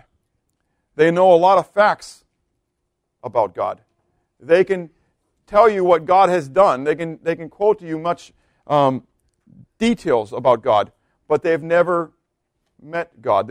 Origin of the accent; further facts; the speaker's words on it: Pittsburgh, Pennsylvania, United States; moved away; I'm from Pittsburgh